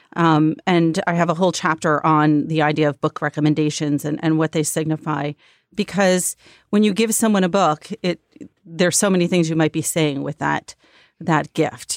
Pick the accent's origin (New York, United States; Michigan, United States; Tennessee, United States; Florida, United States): New York, United States; Long Island; I grew up on Long Island outside the city